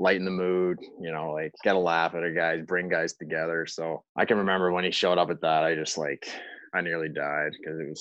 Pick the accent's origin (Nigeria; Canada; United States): Canada; Prince Edward Island; my hometown